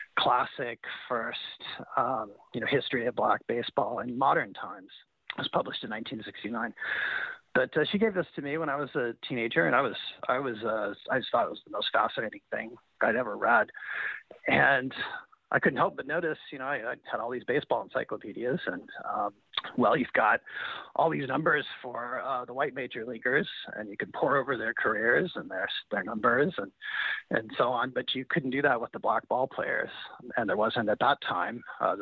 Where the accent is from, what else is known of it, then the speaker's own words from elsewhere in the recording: Kansas City, Missouri, United States; I was growing up in Kansas City as a fan of the Royals